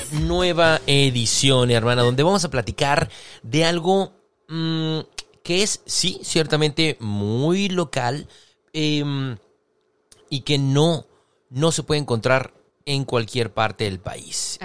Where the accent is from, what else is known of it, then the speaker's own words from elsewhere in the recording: Mexicali, Baja California, Mexico; moved away as an adult; aunque soy nacido y criado en Mexicali, pero me fui 17 años.